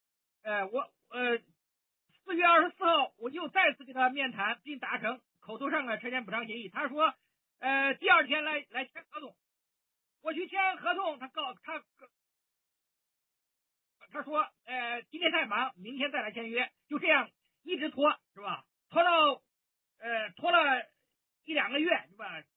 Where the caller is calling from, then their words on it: Zhengzhou, Henan, China; 呃，你好，伟莲，我是郑州的